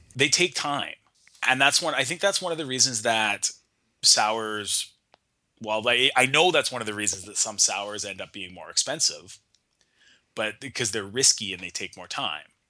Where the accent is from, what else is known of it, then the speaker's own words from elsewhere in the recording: Nanaimo, British Columbia, Canada; my hometown in Nanaimo